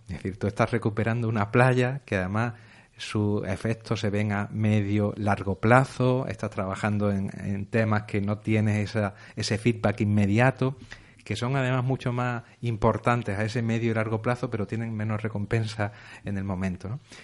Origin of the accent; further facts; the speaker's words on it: Córdoba, Andalusia, Spain; now in Almería, Spain; no soy de Almería, vengo de una provincia del interior, Córdoba